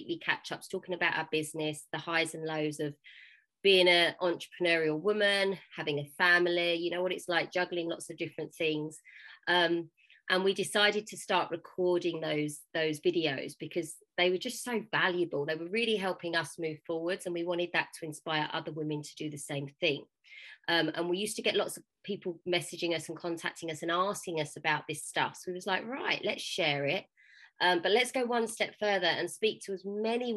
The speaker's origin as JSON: {"language": "English", "area": "Essex", "region": "East of England", "country": "United Kingdom", "said": "I'm from Essex, just outside of London in the UK"}